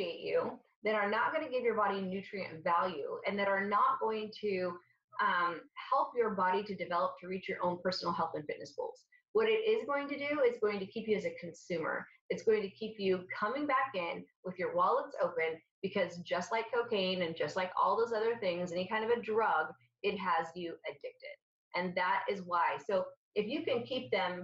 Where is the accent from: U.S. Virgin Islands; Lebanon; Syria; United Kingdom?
Syria; now in United States; I'm Syrian, so I'm from the Mediterranean.